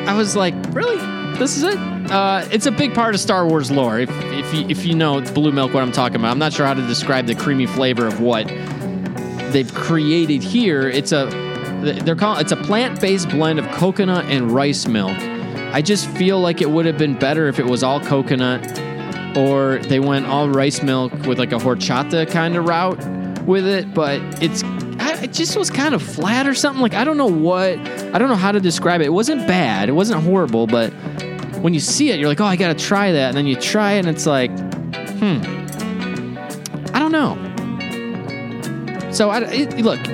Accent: Chicago, Illinois, United States; I'm from Chicago

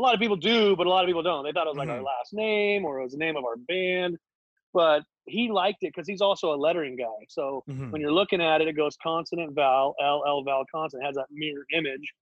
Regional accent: North Orange County, California, United States; we grew up here in Orange County, North mm-hmm. Orange County, close

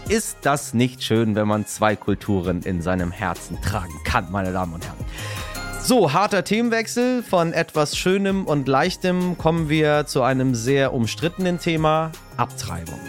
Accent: Iran; now in Germany; im Iran, ja, in meinem Heimatland

